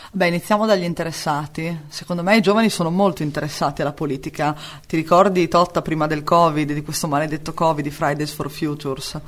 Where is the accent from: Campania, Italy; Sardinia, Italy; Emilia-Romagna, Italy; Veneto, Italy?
Emilia-Romagna, Italy; San Lazzaro di Savena; nata e cresciuta a San Lazzaro di Savena